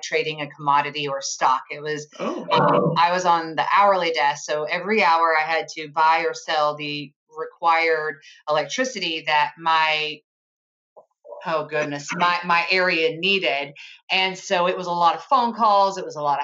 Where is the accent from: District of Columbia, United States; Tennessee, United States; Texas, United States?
Tennessee, United States; Chattanooga; moved away as an adult; also born or lived in suburbs of Philadelphia; We're from Chattanooga